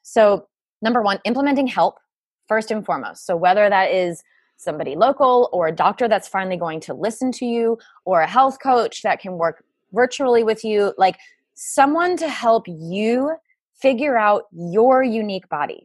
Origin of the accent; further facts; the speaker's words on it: Rhode Island, United States; I grew up in New England in Rhode Island in the cold, damp, wet winters